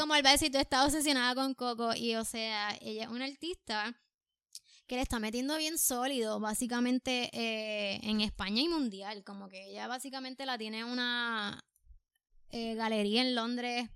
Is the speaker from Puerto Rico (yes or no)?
yes; Puerto Rico; es mi primera vez en Nueva York, soy de Puerto Rico